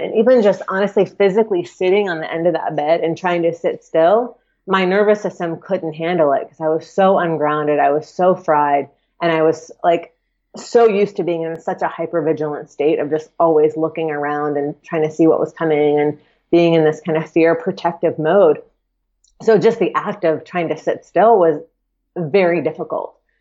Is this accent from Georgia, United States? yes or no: yes; Atlanta, Georgia, United States; I grew up in Atlanta and I lived in town, so in the Atlanta proper